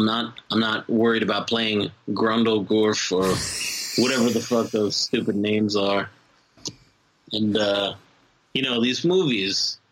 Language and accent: English; Kentucky, United States; I'm from Kentucky.